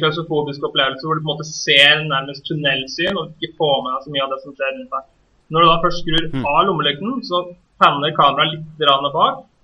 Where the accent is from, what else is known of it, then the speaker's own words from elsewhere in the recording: Norway; vi som nordmenn